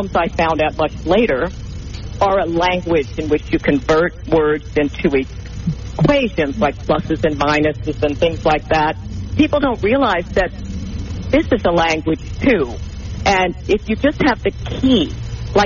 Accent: New Orleans, Louisiana, United States; I come from New Orleans, and we have a concept called LANYAP

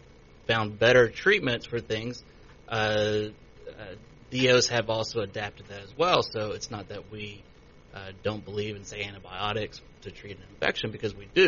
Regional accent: Many, Louisiana, United States; moved away as an adult; also born or lived in Baton Rouge, Louisiana / Kansas City; now in Shreveport, United States; I'm originally from Manny, Louisiana

